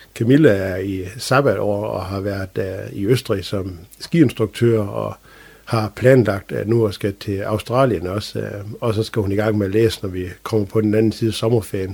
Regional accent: Strandby, North Denmark Region, Denmark; jeg er født og opvokset i Strandby

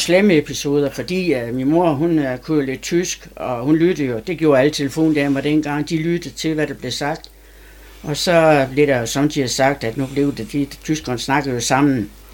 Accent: Sæby, North Denmark Region, Denmark; also born or lived in Aalborg / Haderslev; Og der blev jeg adopteret af min mor, da jeg var to og halvt år, og kom til Sæby

